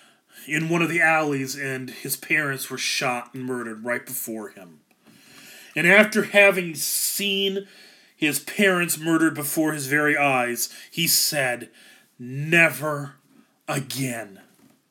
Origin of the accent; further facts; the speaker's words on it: Ankeny, Iowa, United States; I grew up in Ankeny, which is another suburb of Des Moines